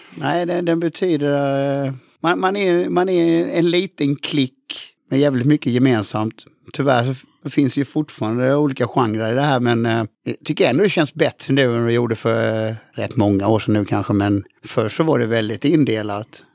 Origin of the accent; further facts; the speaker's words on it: Halmstad, Halland County, Sweden; jag kommer ju från Halmstad